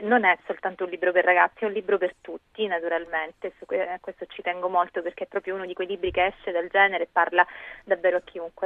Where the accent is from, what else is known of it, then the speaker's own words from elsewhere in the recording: Sicily, Italy; moved away; come si evince anche dalla mia voce, sono nata dall'altra parte d'Italia, leggo molto spesso delle cose ambientate in Sicilia, anche se non vivo più là